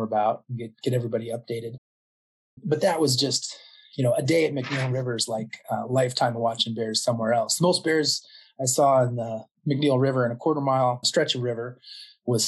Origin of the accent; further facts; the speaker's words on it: Iowa Falls, Iowa, United States; moved away; also born or lived in Ames, Iowa; I grew up in Iowa Falls